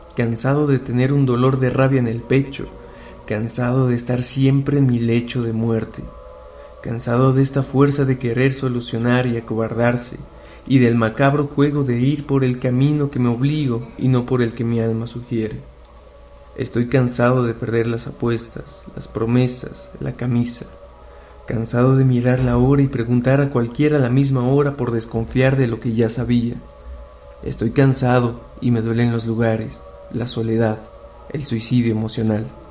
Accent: Mexico City, Mexico; tengo 25 años, y soy de la Ciudad de México

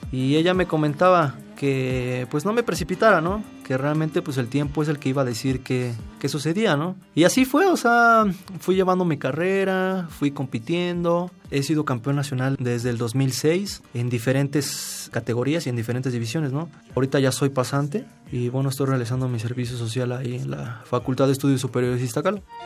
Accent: Mexico City, Mexico; Yo nací en México, Distrito Federal, en Tacuba, un 2 de marzo de 1993.

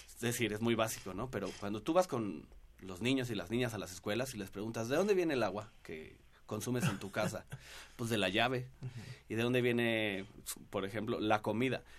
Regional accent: Mexico City, Mexico; todos los que somos chilangos y vivimos por acá

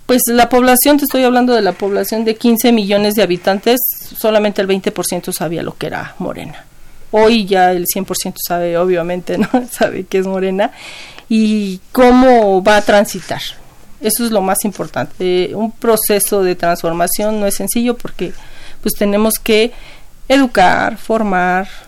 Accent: Ecatepec, State of Mexico, Mexico; Yo soy de Catepec.

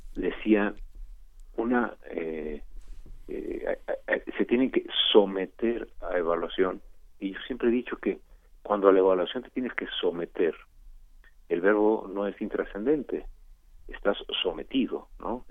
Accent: Mexico; como buen mexicano que tiene ya más de 50 años

